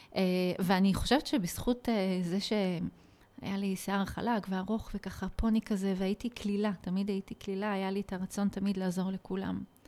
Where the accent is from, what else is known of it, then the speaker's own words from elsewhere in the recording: Nof HaGalil, Northern District, Israel; איפה גדלתי? בעצם את השנים שלי כילדה וכמתבגרת אה, ביליתי בנצרת עילית, מה שנקרא היום נוף הגליל